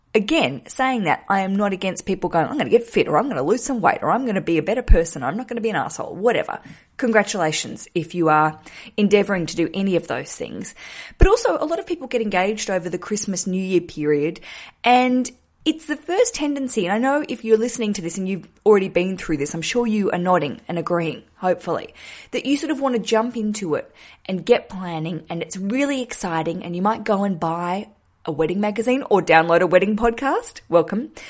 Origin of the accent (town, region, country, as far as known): Australia; moved away as an adult; also born or lived in Hobart, Tasmania; now in London, United Kingdom